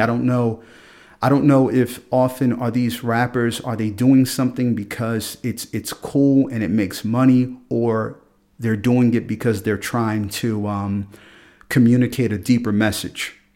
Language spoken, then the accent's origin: English; Philadelphia, Pennsylvania, United States; moved away as an adult; now in Freiburg, Germany; I grew up in Philadelphia